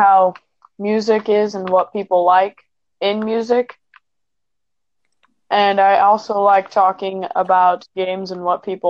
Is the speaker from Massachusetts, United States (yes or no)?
no; California, United States; I am from California.